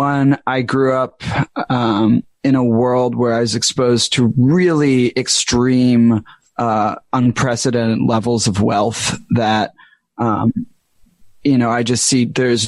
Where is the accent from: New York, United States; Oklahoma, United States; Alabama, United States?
New York, United States; I was born in Washington Heights, like Northwest, and then grew up like Morningside, Upper West area